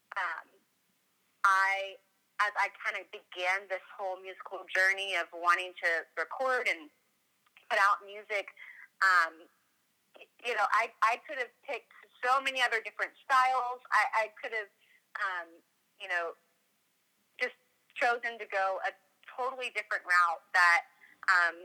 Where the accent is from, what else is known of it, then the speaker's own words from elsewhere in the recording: Washington, District of Columbia, United States; now in Indiana, United States; I grew up in the Washington, D.C. area, so like the city, suburban part of the East Coast